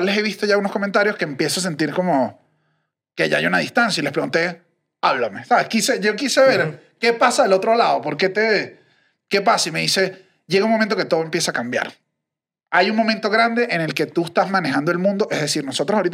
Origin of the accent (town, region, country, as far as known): Venezuela